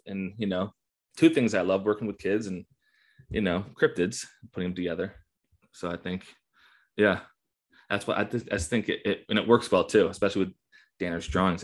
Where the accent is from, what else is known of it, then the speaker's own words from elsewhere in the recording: Buffalo, New York, United States; now in Morgantown, United States; I was born and raised in the Western New York area